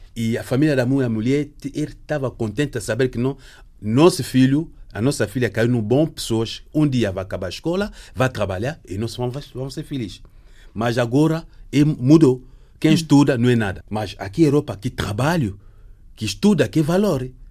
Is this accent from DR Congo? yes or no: yes; DR Congo; moved away as an adult; eu saí do Congo porque era o secretário-geral no ONG